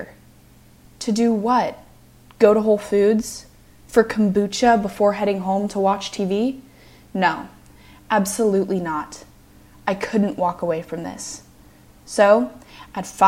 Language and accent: English; Evergreen, Colorado, United States; moved away as an adult; also born or lived in Lexington, Virginia / Washington, D.C.; I'm from Evergreen, Colorado